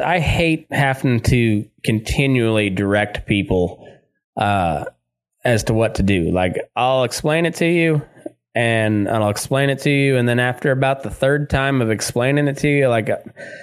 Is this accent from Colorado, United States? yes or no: yes; Southeast Colorado, United States; moved away; also born or lived in Great Plains; I grew up in Southeast Colorado, just, in cowpuncher country.